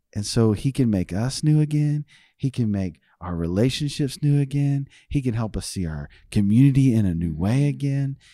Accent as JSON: {"language": "English", "town": "North Richmond", "region": "Texas", "country": "United States", "tie": "born or raised there", "said": "the neighborhood I grew up playing baseball in North Richmond"}